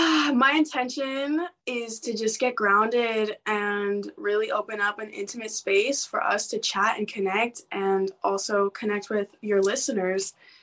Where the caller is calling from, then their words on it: Northern California, United States; I am calling from California, Northern California in the U.S.